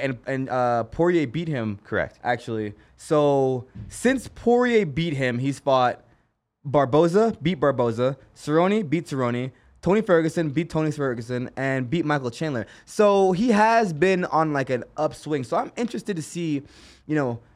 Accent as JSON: {"language": "English", "region": "Kingston", "country": "Jamaica", "tie": "born or raised there", "moved": "yes", "lives_now": "Las Vegas, United States", "said": "I was born in Kingston, Jamaica"}